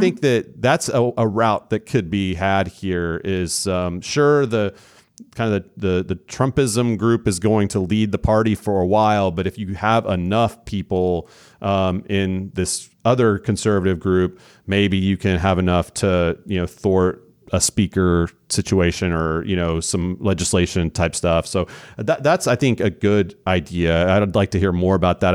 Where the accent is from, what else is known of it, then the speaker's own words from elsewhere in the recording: Oklahoma, United States; moved away as an adult; now in Texas, United States; in Oklahoma, my home state where I'm from, I've been in Texas for the last twenty or so years